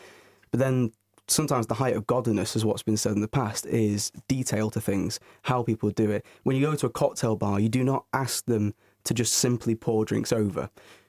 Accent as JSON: {"language": "English", "town": "Northern Moor", "region": "North West England", "country": "United Kingdom", "said": "From Northern Moor."}